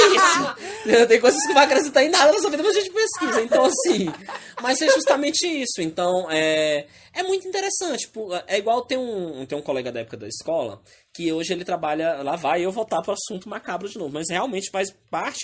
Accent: Northeast Region, Brazil; moved away

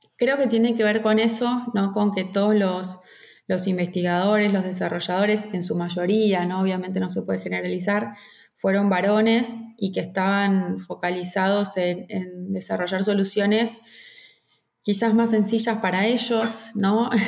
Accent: Argentina; me fui sola de Argentina a Venezuela

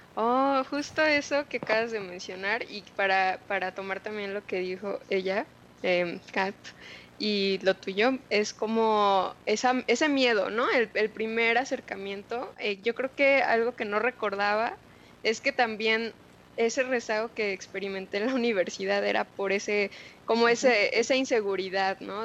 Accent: Mexico City, Mexico; moved away as an adult; also born or lived in Guadalajara; crecí con mis abuelos, soy de Ciudad de México.

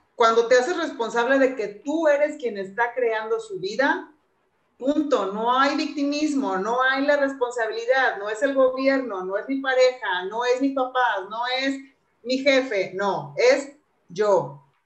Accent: Acapulco, Guerrero, Mexico; moved away as an adult; also born or lived in Monterrey; a los 18 años me fui a vivir a Monterrey, de Acapulco a Monterrey, o sea, súper lejos de mi familia

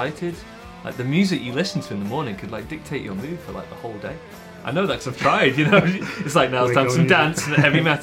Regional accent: England, United Kingdom; I'm English

